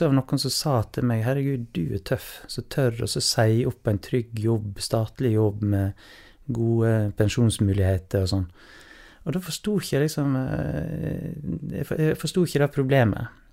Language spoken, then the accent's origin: Norwegian; Voss, Vestland, Norway; also born or lived in Trondheim / Tromsø; Jeg er fra Voss, ja.